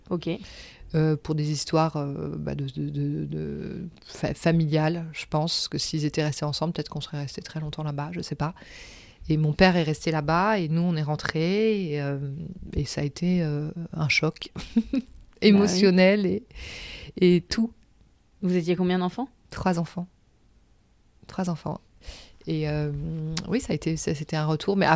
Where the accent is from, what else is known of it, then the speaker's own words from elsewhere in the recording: Paris, Île-de-France, France; also born or lived in Senegal / Gorée, Senegal; je suis née au Sénégal, j'ai grandi au Sénégal. Je suis arrivée à Paris à 7 ans. Et après, euh, je suis restée euh, depuis à Paris euh, et je fais des allers-retours avec le Sénégal pour mon travail.